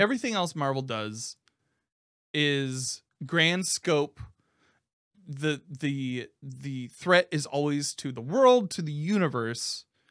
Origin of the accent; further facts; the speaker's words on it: Indianapolis, Indiana, United States; based out of Indianapolis, Indiana, my hometown